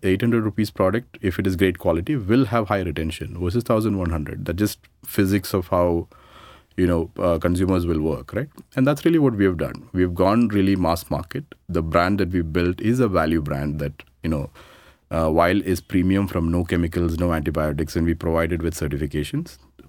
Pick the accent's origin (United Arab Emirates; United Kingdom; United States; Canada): United Arab Emirates; Dubai; So I grew up in Dubai. Actually did my, you know, from my 1984 to 95, I was in Dubai.